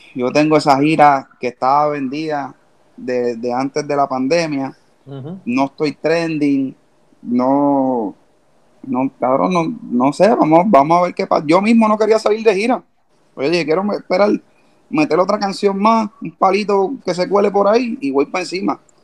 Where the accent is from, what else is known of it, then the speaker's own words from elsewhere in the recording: Puerto Rico; como boricua